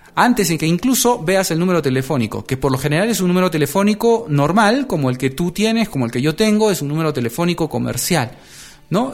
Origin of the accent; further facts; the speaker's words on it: Peru; aquí en mi país, Perú